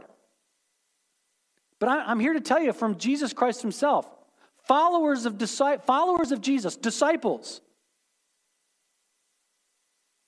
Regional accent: United States

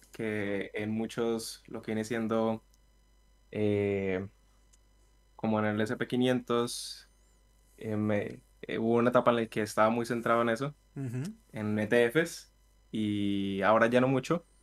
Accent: Villavicencio, Meta, Colombia; De Villavicencio.

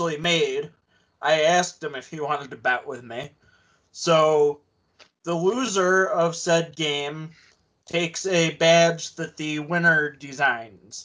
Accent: Ottawa, Ontario, Canada; I was born in Ottawa

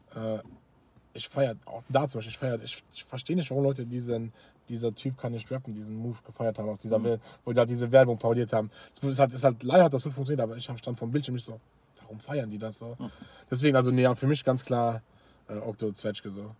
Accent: Luxembourg; bei uns in Luxemburg

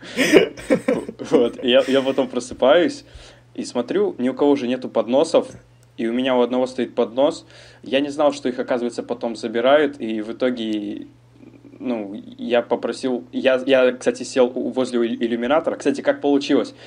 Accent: Almaty, Kazakhstan; moved away as an adult; now in France; я родился в Казахстане, в городе Алматы, переехал во Францию 7 месяцев назад

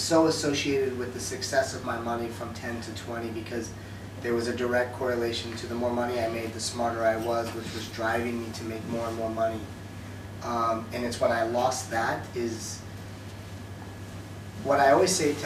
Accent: United States; moved away as an adult; now in Dubai, United Arab Emirates; I grew up in America and I spent 32 years there

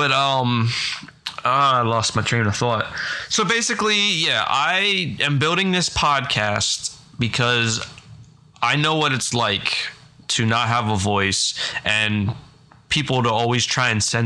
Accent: Pennsylvania, United States; I am from Pennsylvania

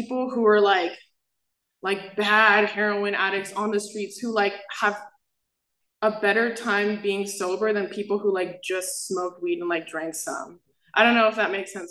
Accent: South Bay, California, United States; I'm from the South Bay

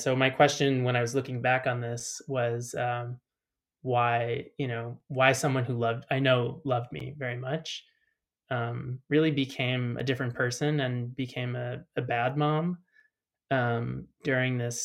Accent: Chicago, Illinois, United States; moved away as an adult; now in Berlin, Germany; I'm American, if you couldn't tell, I'm from Chicago.

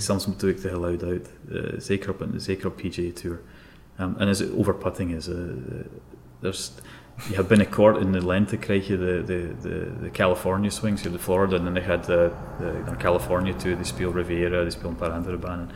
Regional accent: Scotland, United Kingdom; Dutch is a second language; moved away as an adult; now in Belgium; als je wordt op, opgegroeid in Scotland

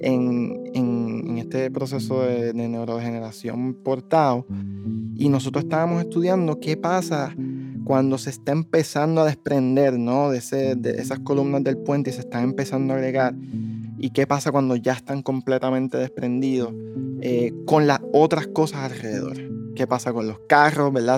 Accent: Bayamón, Puerto Rico; moved away as an adult; also born or lived in Dallas, Texas; now in Massachusetts, United States; mi pueblo natal

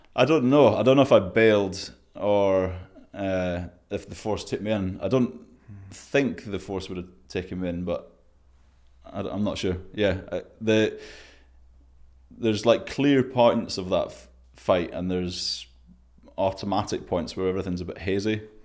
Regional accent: Scotland, United Kingdom; I'm Scottish, but not that Scottish.

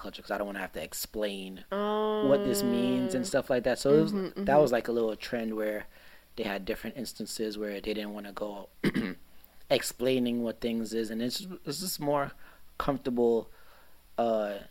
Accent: Jamaica; I'm Jamaican

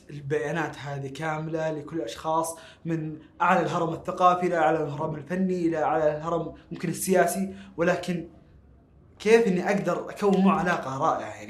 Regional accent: Saudi Arabia; ما ما كان شاملنا احنا كسعوديين

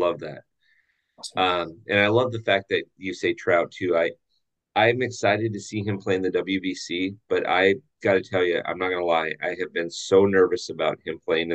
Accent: Orange County, California, United States; I'm growing up in Orange County

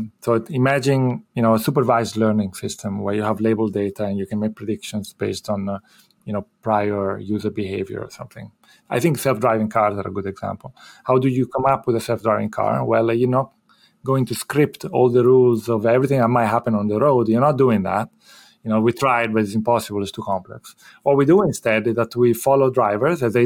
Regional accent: Italy; moved away as an adult; also born or lived in United Kingdom / Rotterdam, Netherlands; now in Philadelphia, United States; I'm originally from Italy

